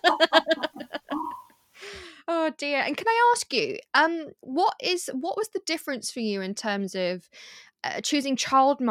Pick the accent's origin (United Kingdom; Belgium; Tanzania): United Kingdom; we are British